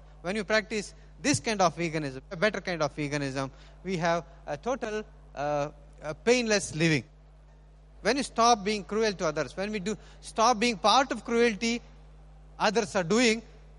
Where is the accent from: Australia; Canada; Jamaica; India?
India; So we being Indian vegan, we try to avoid that possession.